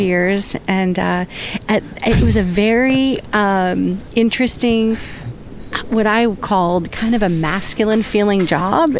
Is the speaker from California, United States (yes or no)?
yes; San Diego, California, United States; now in San Francisco, United States; I lived I grew up in San Diego